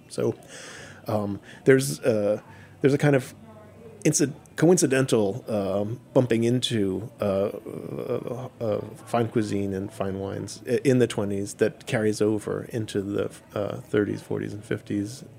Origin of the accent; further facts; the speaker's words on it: New York City, New York, United States; I grew up in Manhattan